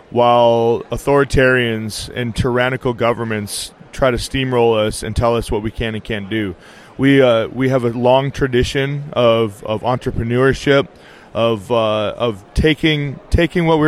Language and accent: English; Nevada, United States; I grew up here in Nevada